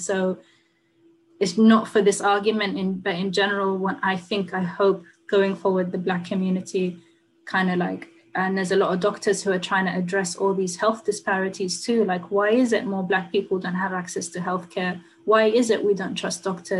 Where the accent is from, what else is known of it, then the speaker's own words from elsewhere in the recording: Sudan; also born or lived in United Kingdom; now in United States; I had to leave my home country of Sudan